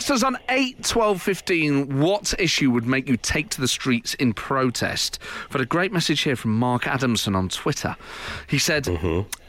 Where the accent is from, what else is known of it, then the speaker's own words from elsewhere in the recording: Nottingham, East Midlands, United Kingdom; when I was growing up in Nottingham in the mm. Mm-hmm. 1990s, and 1980s.